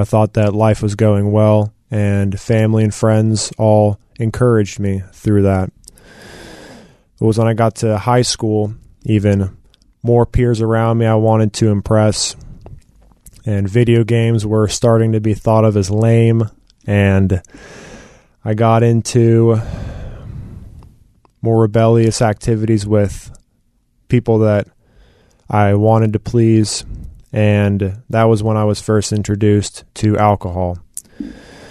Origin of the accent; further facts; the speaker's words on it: Marietta, Georgia, United States; I was born in Marietta, Georgia, to two loving parents. Grew up with a younger sister and two younger brothers in the house